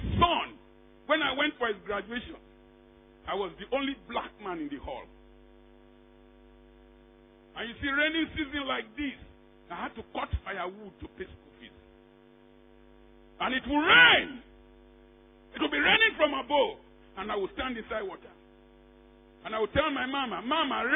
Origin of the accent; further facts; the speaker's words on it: Niger Delta, Nigeria; We from the Niger Delta, we are too proud.